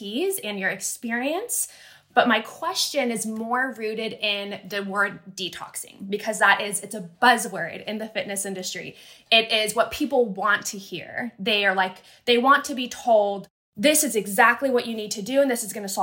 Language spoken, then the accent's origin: English; United States; moved away as an adult; also born or lived in China; born and raised in the United States